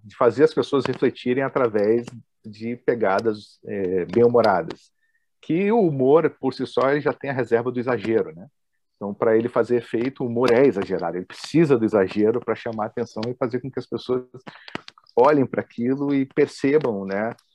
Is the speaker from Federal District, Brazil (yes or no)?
yes; Brasília, Federal District, Brazil; eu sou de Brasília, sou nascido em Brasília, então para quem está me ouvindo aqui é, que é do Sul, vai notar que eu tenho um sotaque meio diferente